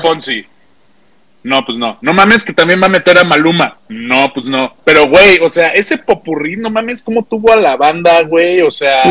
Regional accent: Mexico; ver una banda mexicana

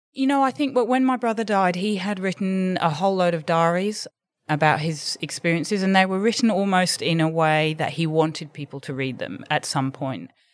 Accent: London, United Kingdom; moved away as an adult; now in Sydney, Australia; from living in London and growing up in London

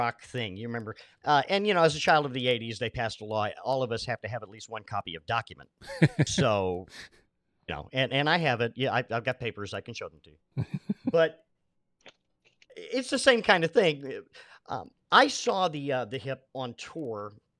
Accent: coastal Maine, United States; I grew up in Maine

